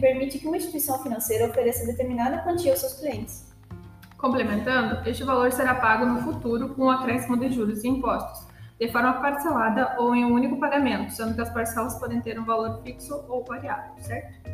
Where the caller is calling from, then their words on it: Alvorada, Rio Grande do Sul, Brazil; falo de Alvorada, Rio Grande do Sul.